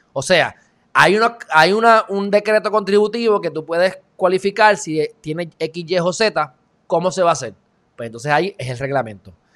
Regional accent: Puerto Rico; legalmente Puerto Rico somos eh, ciudadanos americanos.

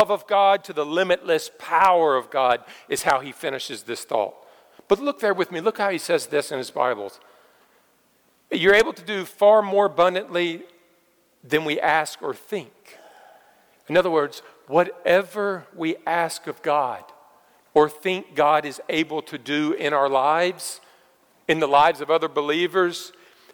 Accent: United States; being an American

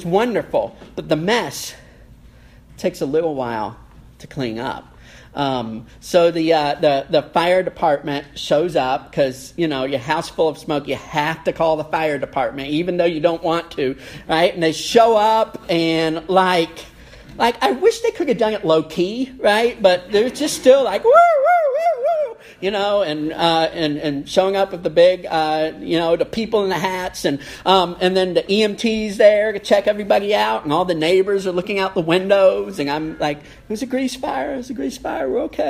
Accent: Kentucky, United States; letting all the neighbors know, yes, we're from Kentucky. It's right there for everyone to see. Yes, we're Appalachian Americans.

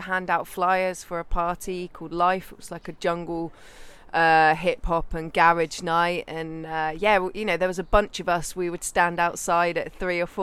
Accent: Gloucestershire and Wales, South West England, United Kingdom; moved away; also born or lived in Bristol; I grew up in the West Country in Gloucestershire and Wales. So, mum was in Gloucestershire and dad was in Wales

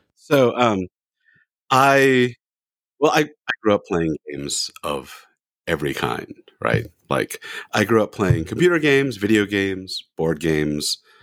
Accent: California, United States; moved away as an adult; also born or lived in Orem, Utah; now in Salt Lake City, United States; I'm from California

